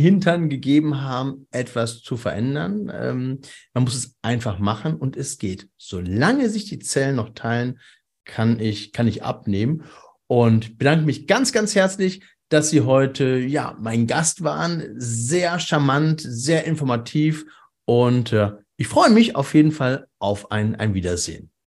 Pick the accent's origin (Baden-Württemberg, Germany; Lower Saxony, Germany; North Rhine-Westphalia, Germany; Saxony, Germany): North Rhine-Westphalia, Germany; Cologne; wir sind ja aus dem Kölner, Kölner Raum